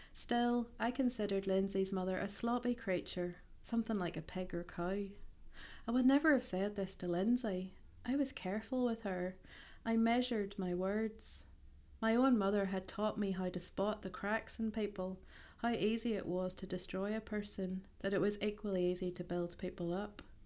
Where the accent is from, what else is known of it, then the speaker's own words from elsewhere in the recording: Ballymena, Northern Ireland, United Kingdom; moved away as an adult; also born or lived in East Belfast / Portland, Oregon; now in Belfast, United Kingdom; I am originally from Ballymena, but I currently live in East Belfast